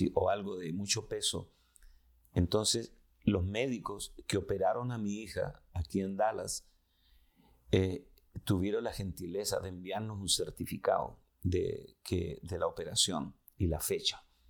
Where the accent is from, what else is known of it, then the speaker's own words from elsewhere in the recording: Chile; vengo de Chile, de Sudamérica